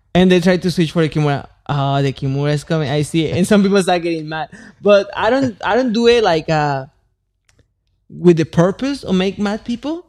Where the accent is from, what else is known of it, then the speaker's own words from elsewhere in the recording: Mexico; moved away; I come from Mexico